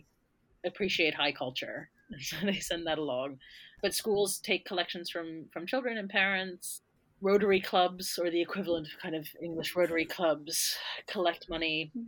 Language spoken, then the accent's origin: English; United States; moved away as an adult; now in United Kingdom; I'm American, and I moved over here to do my undergraduate degree